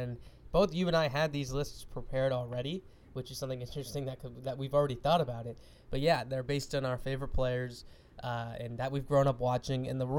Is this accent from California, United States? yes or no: no; New York, United States; also born or lived in Seattle; I grew up in New York for about 5 years or so. I moved to Seattle in 2009. So my baseball roots are from Seattle because that's when I started liking baseball.